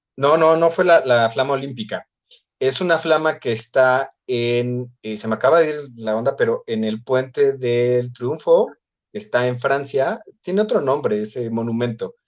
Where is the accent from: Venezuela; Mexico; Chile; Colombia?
Mexico